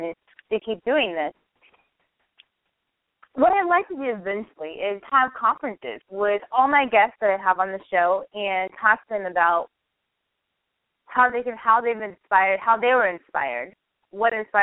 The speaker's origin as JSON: {"language": "English", "region": "Northern California", "country": "United States", "also_born_or_lived": "San Francisco, United States", "moved": "as an adult", "lives_now": "Los Angeles, United States", "said": "I am from Northern California"}